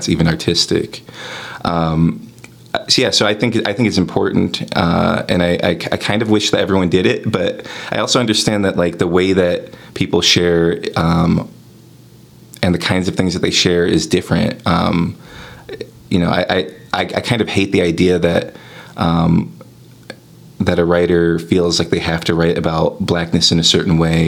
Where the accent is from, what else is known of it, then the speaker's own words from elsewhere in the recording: Covington, Kentucky, United States; moved away as an adult; also born or lived in California; now in Chicago, United States; moving from California to the part of Kentucky that I'm from